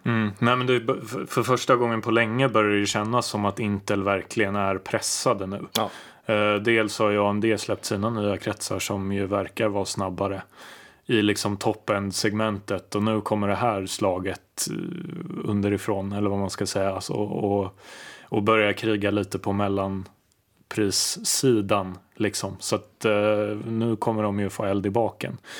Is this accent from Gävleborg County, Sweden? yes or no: no; Lidingö, Stockholm County, Sweden; jag är ju uppvuxen på Lidingö